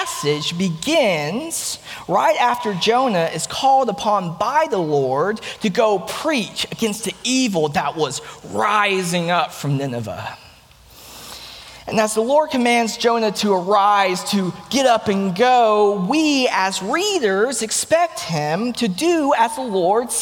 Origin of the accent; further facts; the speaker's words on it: Chattanooga, Tennessee, United States; also born or lived in South Korea; my hometown, Chattanooga, Tennessee